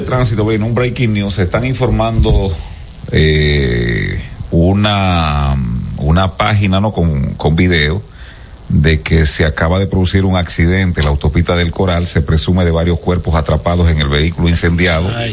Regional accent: Gaspar Hernández, Espaillat, Dominican Republic; por mi pueblo, por Gaspar Hernández

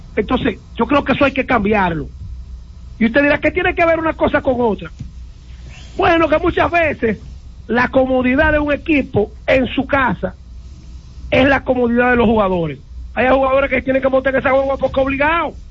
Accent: Dominican Republic; como dominicano

